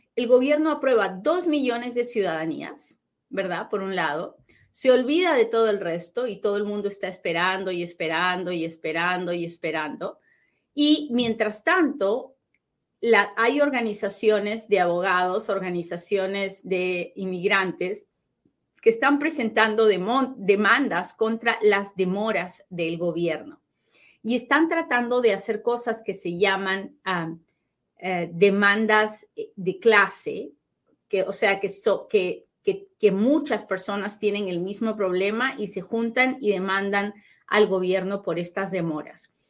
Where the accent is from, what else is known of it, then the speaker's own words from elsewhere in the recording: Peru; now in United States; he tomado la decisión de agarrarme de mis raíces peruanas